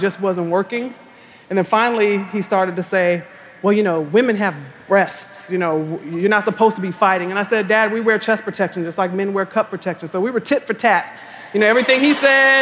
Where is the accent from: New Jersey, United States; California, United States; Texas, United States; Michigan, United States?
California, United States; I'm from California.